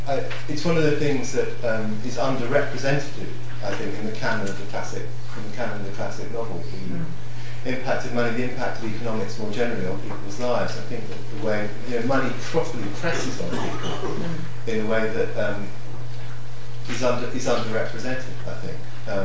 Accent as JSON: {"language": "English", "country": "Hong Kong", "tie": "born or raised there", "said": "I mean, I grew up in Hong Kong"}